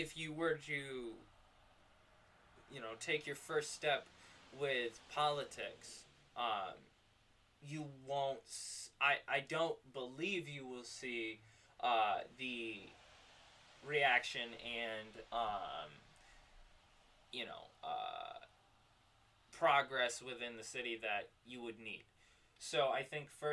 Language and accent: English; New York, United States; my hometown is actually not a small city. It's actually one of the largest metropolitan city within New York